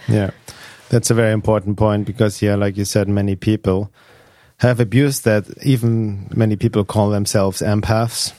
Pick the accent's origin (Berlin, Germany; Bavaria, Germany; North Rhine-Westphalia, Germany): Bavaria, Germany; Munich; moved away as an adult; also born or lived in Los Angeles, United States; now in California, United States; when I was two years old, they moved back to Germany, Munich, uh, because my mom didn't want me to grow up in Los Angeles